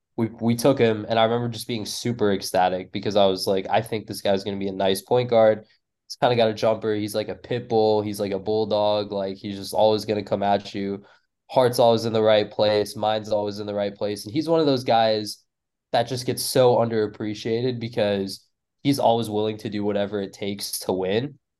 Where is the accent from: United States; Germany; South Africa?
United States; the Bay Area, California; growing up in the Bay